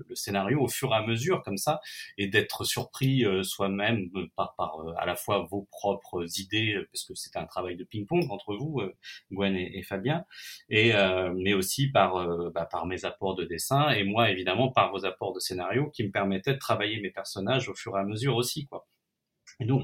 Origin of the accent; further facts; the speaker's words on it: Nantes, Pays de la Loire, France; je suis, je suis nantais d'origine et que je connais bien cette ville